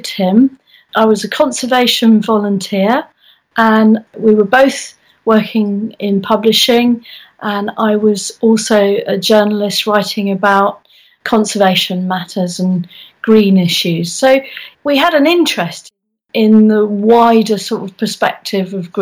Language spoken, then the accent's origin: English; London, United Kingdom; I was born in London, and I grew up there very much in the 60s, actually.